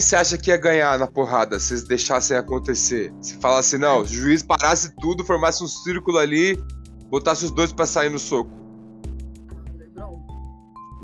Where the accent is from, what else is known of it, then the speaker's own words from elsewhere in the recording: São Paulo, Brazil; sou de São Paulo